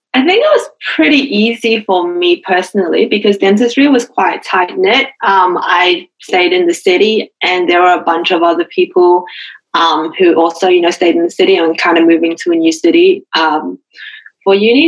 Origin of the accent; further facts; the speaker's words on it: Auckland, New Zealand; moved away as an adult; now in Adelaide, Australia; I'm from Auckland, so I was born and raised there.